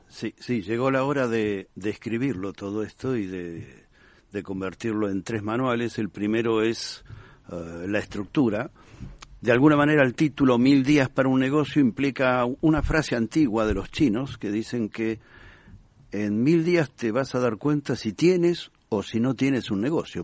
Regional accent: Argentina; moved away as an adult; now in Spain; por el acento, te darás cuenta que no nací ni en Madrid ni en Bilbao. Eh, fui argentino, pero llevo aquí más de 25 años

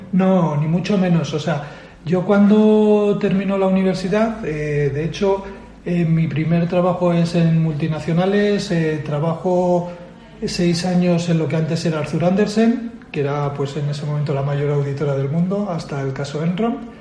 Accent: Bilbao, Basque Country, Spain; moved away as an adult; now in Madrid, Spain; soy natural de, Bilbao, aunque llevo mucho tiempo fuera, ¿vale? Llevo a los 25 años me vine a Madrid

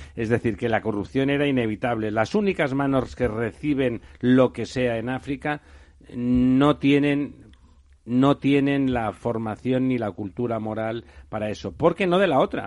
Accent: Catalonia, Spain; yo soy catalán

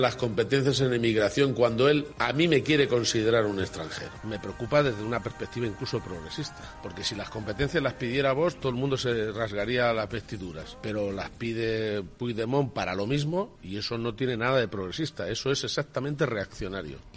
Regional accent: Spain; como español

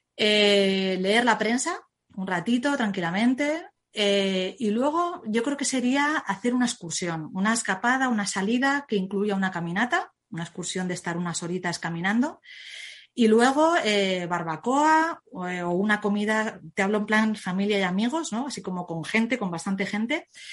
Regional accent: Zaragoza, Aragon, Spain; yo es que soy de Zaragoza

